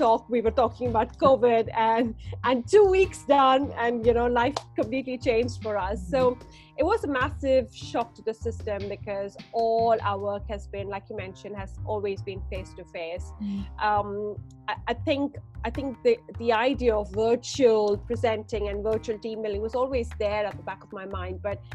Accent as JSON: {"language": "English", "country": "India", "tie": "born or raised there", "moved": "yes", "said": "I'm born and raised in India"}